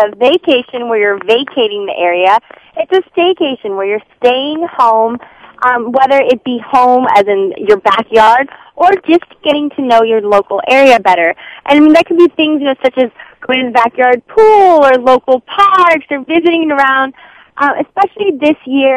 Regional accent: Northern California, United States; me growing up in Northern California, now as much as I love living in a postcard down here

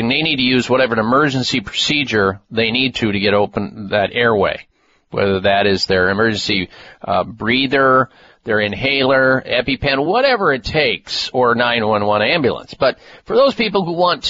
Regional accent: Midwest, United States; Growing up in the Midwest, eating a lot of dairy foods

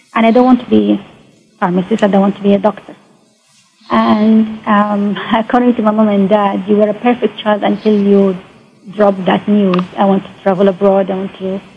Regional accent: Mecca, Makkah Province, Saudi Arabia; English is a second language; moved away as an adult; I come from Mecca, very traditional, very, um, you know, um, strict.

